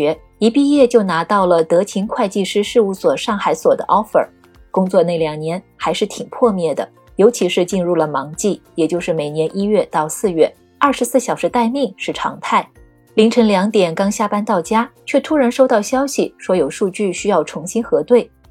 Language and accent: Chinese; Hunan, China; moved away as an adult; also born or lived in Chengdu, China / Shanghai, China; 我出生在湖南一个十八线小县城。